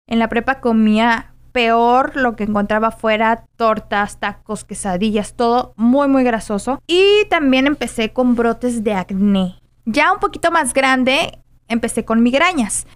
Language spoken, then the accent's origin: Spanish; Guadalajara, Jalisco, Mexico; soy de Guadalajara, Jalisco